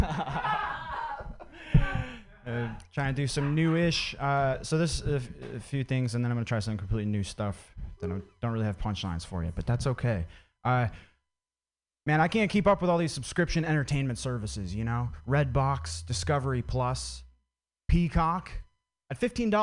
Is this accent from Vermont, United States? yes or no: yes; Vermont, United States; I grew up in Vermont